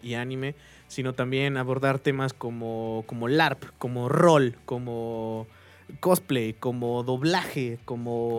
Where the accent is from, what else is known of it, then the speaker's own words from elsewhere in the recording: Querétaro, Mexico; aquí en Querétaro, nosotros somos de Querétaro